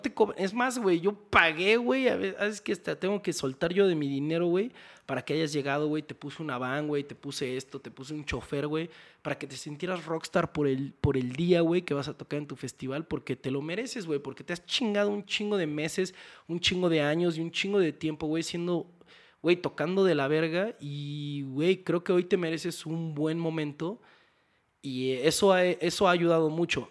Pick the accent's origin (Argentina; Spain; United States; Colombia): United States; Houston, Texas; moved away as an adult; now in Mexico; viví y crecí en Houston desde los cinco años.